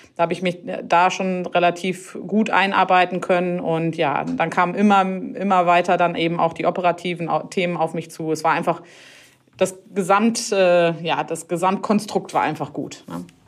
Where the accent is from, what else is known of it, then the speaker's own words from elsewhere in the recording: near Harsewinkel, North Rhine-Westphalia, Germany; ich komme hier aus der Nähe von Hasewinkel und ja, ich bin letztendlich auch so ein richtiges Landkind